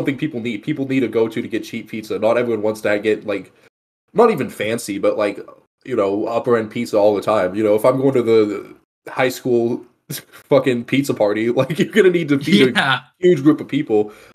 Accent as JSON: {"language": "English", "region": "Texas", "country": "United States", "tie": "born or raised there", "said": "growing up in Texas"}